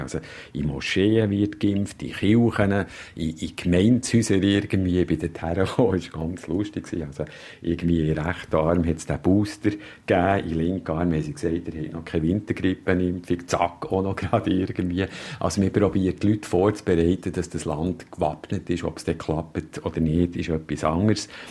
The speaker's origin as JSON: {"language": "German", "region": "Bern", "country": "Switzerland", "moved": "as an adult", "lives_now": "London, United Kingdom", "said": "als äh, Berner Protestant irgendwie oder mit einer Berner protestantischen Vergangenheit"}